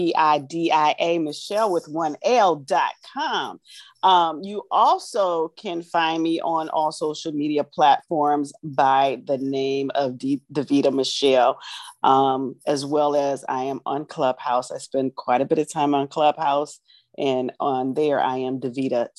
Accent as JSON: {"language": "English", "town": "Lorain", "region": "Ohio", "country": "United States", "said": "I am from Lorain, Ohio, Northeast Ohio."}